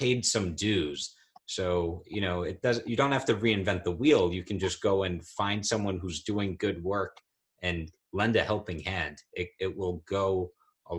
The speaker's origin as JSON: {"language": "English", "region": "New York", "country": "United States", "said": "my home state, New York"}